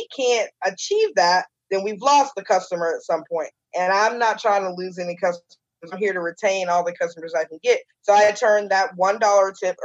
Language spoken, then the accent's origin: English; Charleston, South Carolina, United States; also born or lived in Orlando, Florida / South Georgia; we've lived here since 1988, and I'm 41, so I say I'm a Charlestonian